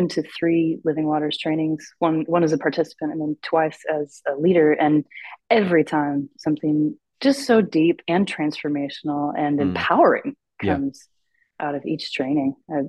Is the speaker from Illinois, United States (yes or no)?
no; Ventura County, California, United States; also born or lived in Phoenix, Arizona; now in Santa Maria, United States; But I lived in Southern California. I grew up in Ventura County.